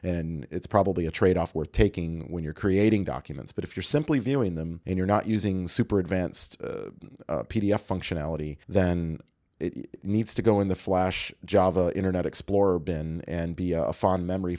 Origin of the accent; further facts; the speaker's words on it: Canada; And what I guess my first reaction as an international traveler and as a Canadian is you're still using magstripes in your restaurant